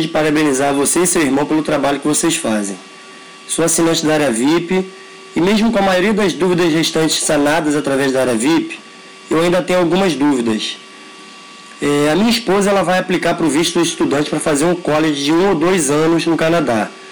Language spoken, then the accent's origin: Portuguese; Rio de Janeiro, Brazil; sou do Rio de Janeiro